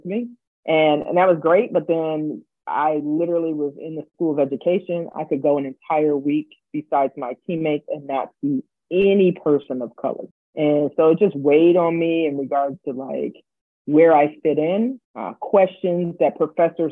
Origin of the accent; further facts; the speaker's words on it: D.C., Virginia, United States; moved away as an adult; also born or lived in Milwaukee, Wisconsin; I grew up on the East Coast, right? So right outside Washington, D.C.